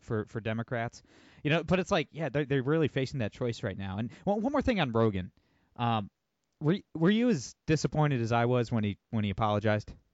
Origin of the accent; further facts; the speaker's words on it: Toledo, Ohio, United States; I'm from Toledo, Ohio. It's an extremely blue area